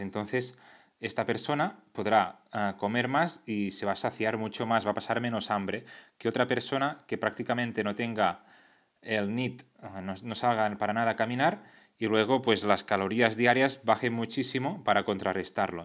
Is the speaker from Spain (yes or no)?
yes; Catalonia, Spain; Aquí en Cataluña, que es de donde soy